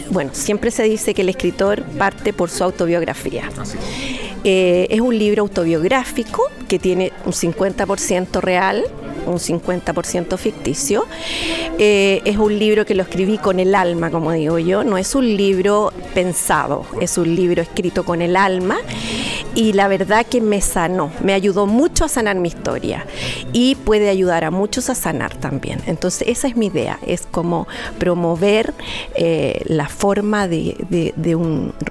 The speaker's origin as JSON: {"language": "Spanish", "town": "Chillán", "region": "Ñuble", "country": "Chile", "moved": "as an adult", "said": "yo me fui de Chillán, me fui a la sexta región, me fui al campo, me casé y tuve cinco hijos."}